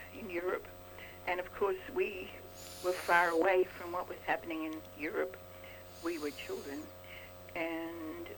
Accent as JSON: {"language": "English", "town": "Rockhampton", "region": "Queensland", "country": "Australia", "tie": "born or raised there", "said": "my hometown, which happened to be on the Tropic of Capricorn. It's called Rockhampton"}